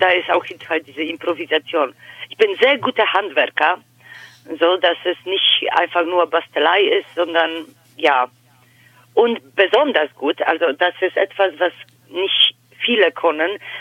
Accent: Poland; first language Polish; German is a second language; moved away as an adult; also born or lived in Germany; now in Hannover, Germany; ich komme äh, gebürtig aus Polen. Ich lebe seit 14 Jahren hier in Deutschland.

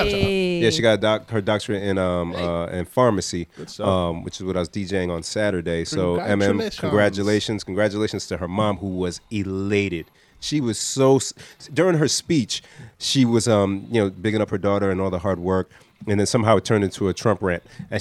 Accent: Nigeria; I'd be like, no, I'm not Jamaican. I'm Nigerian. That's it.

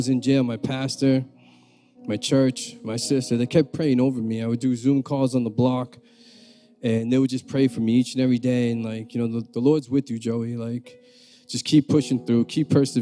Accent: Peabody, Massachusetts, United States; I'm from the North Shore. I'm from Peabody. And so growing up, you know, I just had my mother

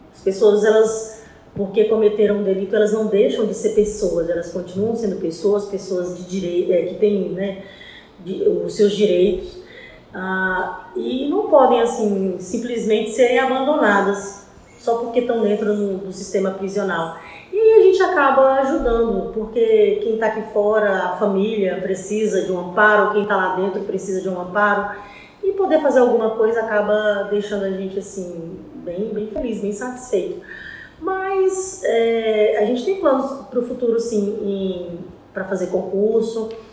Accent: Teresina, Piauí, Brazil; moved away as an adult; Eu cheguei aqui em 97, eu sou piauiense, uh, fui criada por uma família

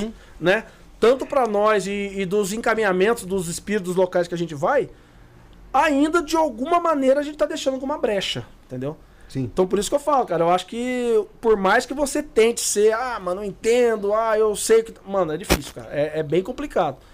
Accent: Guaratinguetá, São Paulo, Brazil; Nós somos de Guaratinguetá

